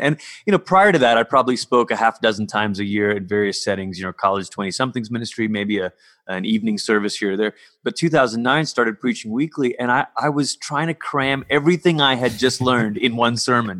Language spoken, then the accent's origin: English; Malaysia; I grew up in Malaysia.